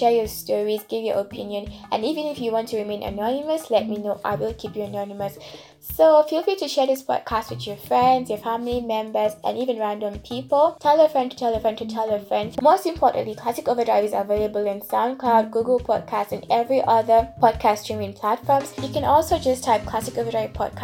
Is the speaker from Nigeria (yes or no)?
yes; Nigeria; moved away as an adult; now in Kenya; I am a Nigerian currently living in Kenya